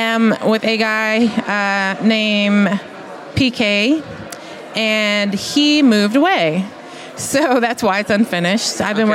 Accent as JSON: {"language": "English", "town": "Baton Rouge", "region": "Louisiana", "country": "United States", "tie": "born or raised there", "also_born_or_lived": "Houston / San Diego / New York City", "moved": "as an adult", "said": "I am from Baton Rouge."}